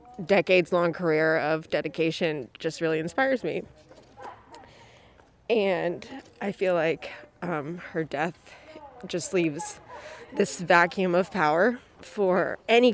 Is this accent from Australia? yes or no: no; Washington, District of Columbia, United States; I live in Northeast DC